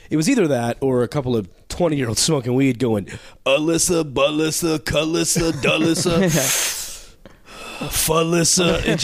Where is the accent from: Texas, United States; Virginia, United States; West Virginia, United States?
Texas, United States; I was born and raised in Texas